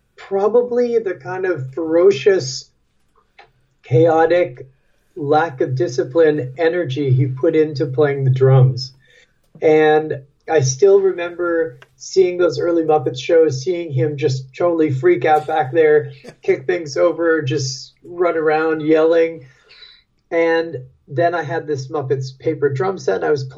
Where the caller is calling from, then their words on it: Brooklyn, New York, United States; I'm calling you from Brooklyn, New York.